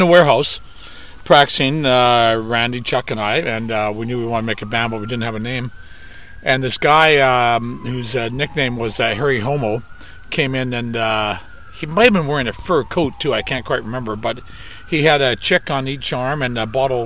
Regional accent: Vancouver, British Columbia, Canada; we're from Vancouver, Canada

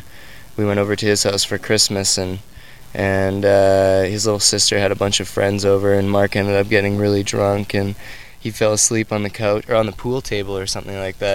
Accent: Alberta, Canada; moved away as an adult; now in Vancouver, Canada; three of us grew up, myself and Shane and Lauren grew up in province to the east of it, Alberta

